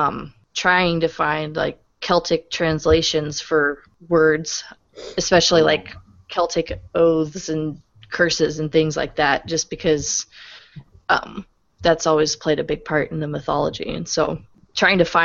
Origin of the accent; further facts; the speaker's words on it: Springfield, Missouri, United States; moved away; also born or lived in Upper Peninsula, Michigan; my teenage years were spent growing up in Springfield, Missouri